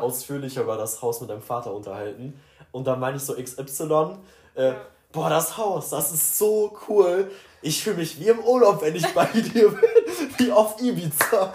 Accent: Sauerland, North Rhine-Westphalia, Germany; born or raised there; now in Cologne, Germany

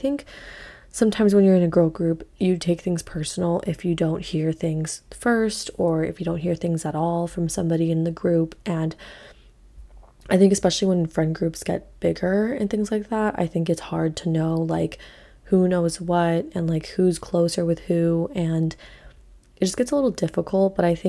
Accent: Hawaii, United States; So I grew up obviously in Hawaii

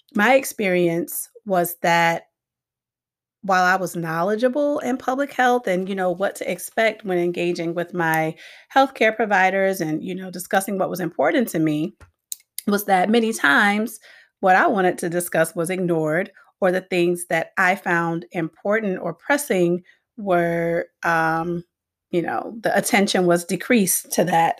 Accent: Miami, Florida, United States; moved away as an adult; also born or lived in Gaffney, South Carolina; now in Hartford, United States; I grew up in Miami, Florida

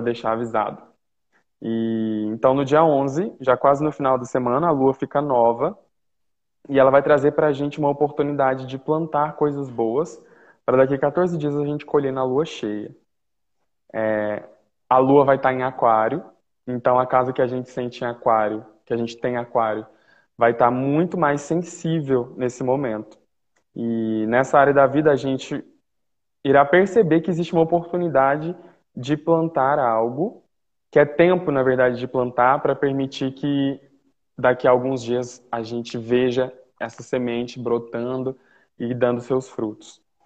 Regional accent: Uberlândia, Minas Gerais, Brazil; moved away

